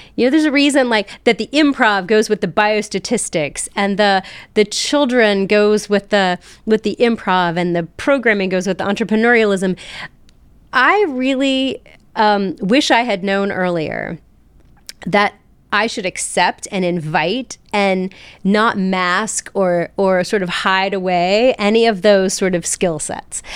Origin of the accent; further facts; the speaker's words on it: South Charleston, West Virginia, United States; I was born and raised in South Charleston, West Virginia.